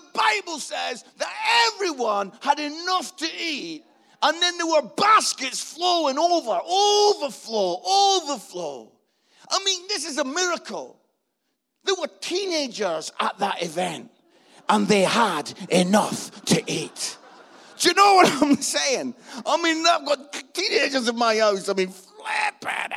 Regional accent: Scotland, United Kingdom; This Scottish guy

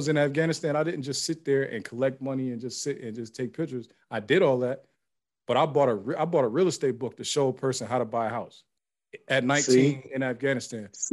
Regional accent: Youngstown, Ohio, United States; moved away; I'm from Youngstown, Ohio.

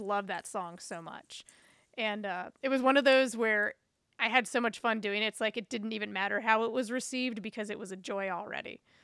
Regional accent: New Bern, North Carolina, United States; moved away as an adult; now in Chicago, United States; my hometown in Newbern, North Carolina.

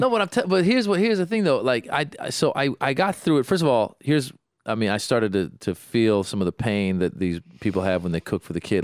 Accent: Iran; now in United States; I was born in Iran. I speak Farsi

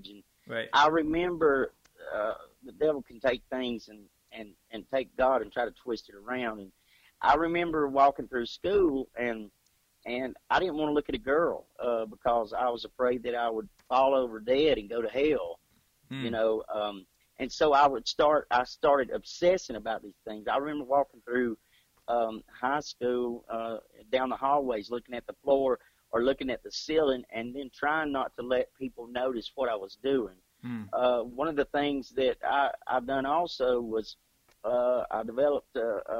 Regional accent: Clarksville, Georgia, United States; I was born in Habersham County, Clarksville, Georgia

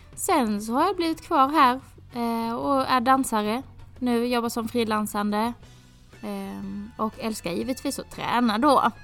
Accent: Skåne, Sweden; moved away as an adult; jag är från Skåne

